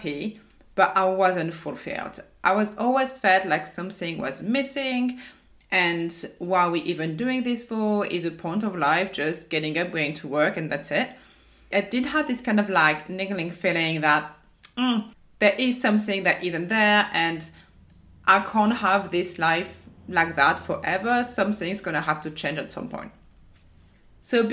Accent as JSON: {"language": "English", "country": "France", "accent": "French", "said": "my French accent"}